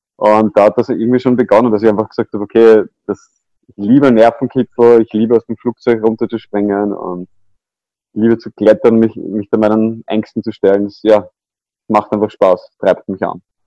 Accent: Vienna, Austria; ich bin aufgewachsen in Wien

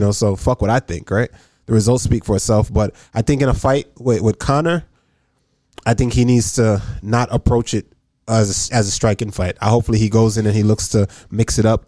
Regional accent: Jamaica; moved away; also born or lived in Massachusetts; I'm from Jamaica

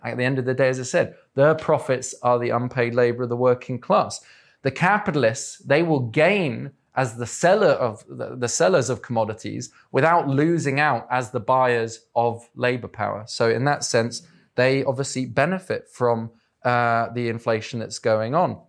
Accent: England, United Kingdom; I'm English

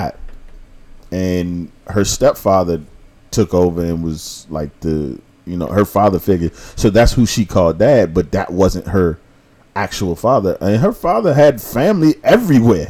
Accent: United States; As an American

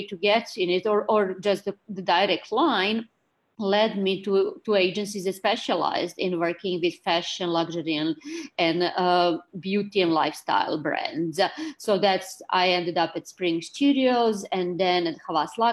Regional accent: Belgrade, Serbia; moved away as an adult; now in New York, United States; I'm Serbian. I came from Belgrade to do my master's and my PhD

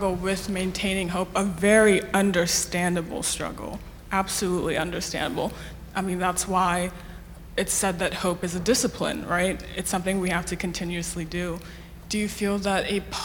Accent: Nigeria; now in Houston, United States; So I'm a Nigerian person. I've immigrated here

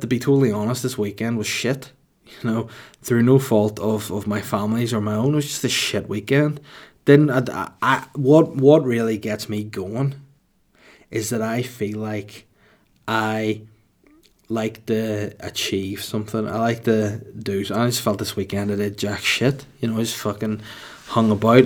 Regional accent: Holywood, Northern Ireland, United Kingdom; also born or lived in Bangor; I was raised in Hollywood County Down from when I was a baby until I was, like, eighteen

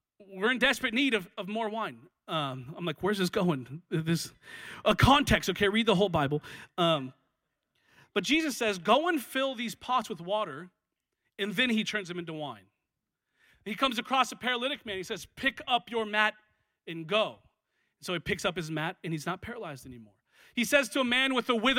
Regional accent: Washington, United States; now in Los Angeles, United States; I'm from Washington

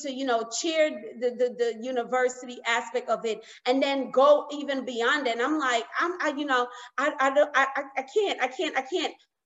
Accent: New York, United States; I grew up in New York

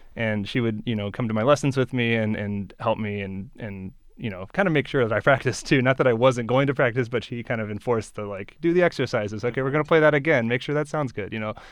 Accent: Beaverton, Oregon, United States; also born or lived in Eugene, Oregon; my hometown is Beaverton

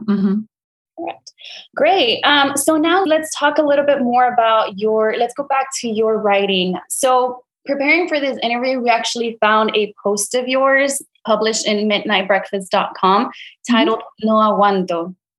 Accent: Brownsville, Texas, United States; I'm from Brownsville myself.

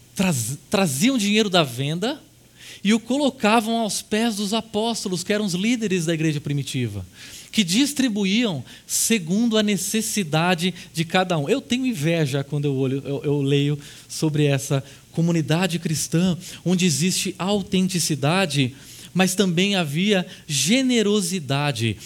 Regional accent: Brazil; como brasileiros

